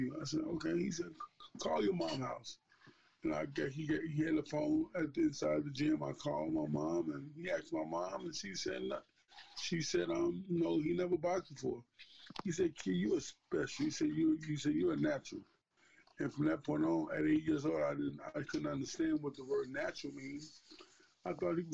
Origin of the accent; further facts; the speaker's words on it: Chicago, Illinois, United States; growing up in Cabrini Green